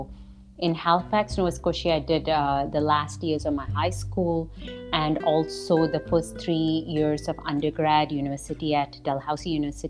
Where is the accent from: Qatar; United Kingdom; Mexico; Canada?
Qatar; Doha; And I was born in Doha, Qatar. That's a country in the Arabian Gulf. I grew up in a South Asian household